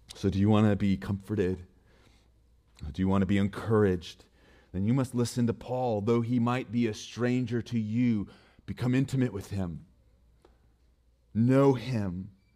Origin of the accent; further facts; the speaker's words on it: Montana, United States; I'm from Montana, so my for, phone number starts with four oh six.